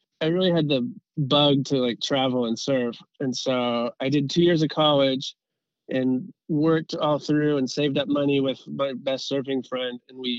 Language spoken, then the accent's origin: English; Southern California, United States; growing up in SoCal as a surfer